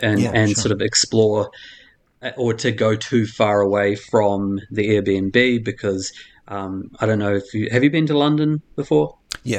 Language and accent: English; New Zealand; moved away; The biggest culture shock for me, actually being a New Zealander, was the difference in how people treat their rubbish and recycling here compared to New Zealand.